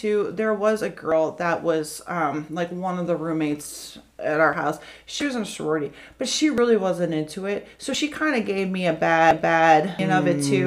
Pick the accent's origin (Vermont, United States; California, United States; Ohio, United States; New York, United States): Ohio, United States; I grew up in Park, Ohio, which is an hour away from here